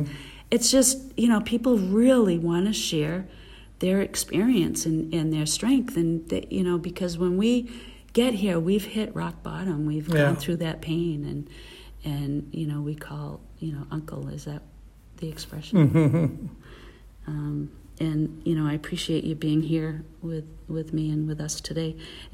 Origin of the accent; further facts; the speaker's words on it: Massachusetts, United States; I'm from Massachusetts